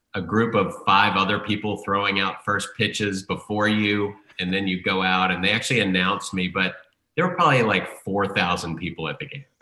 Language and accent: English; United States; I grew up in Redskin country